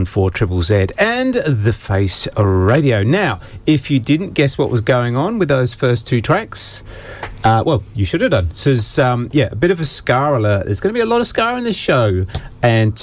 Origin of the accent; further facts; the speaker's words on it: United Kingdom; I actually come from a smaller town just south of there